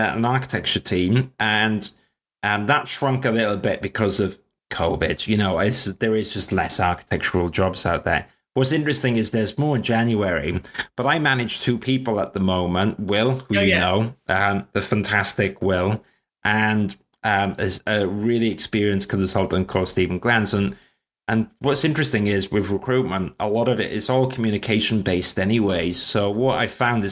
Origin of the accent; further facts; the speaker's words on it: Wales, United Kingdom; now in London, United Kingdom; I'm Welsh and I live in South London